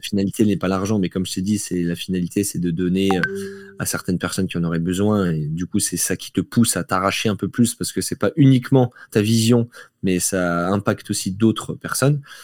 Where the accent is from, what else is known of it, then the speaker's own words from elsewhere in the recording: Belfort, Bourgogne-Franche-Comté, France; moved away as an adult; now in Nice, France; j'ai grandi en Franche-Comté à Belfort jusqu'à mes 18 ans